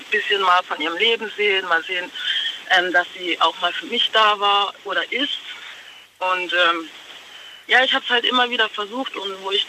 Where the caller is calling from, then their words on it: Stegen, Baden-Württemberg, Germany; ich bin aus Stegen.